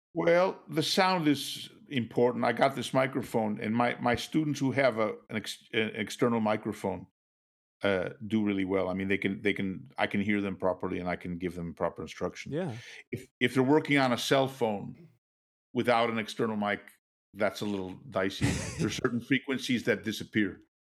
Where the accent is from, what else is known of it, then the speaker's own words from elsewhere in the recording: Kenosha, Wisconsin, United States; moved away as an adult; also born or lived in Boston / Philadelphia / New York / Europe; I'm from Kenosha, which is down south, just north of Chicago.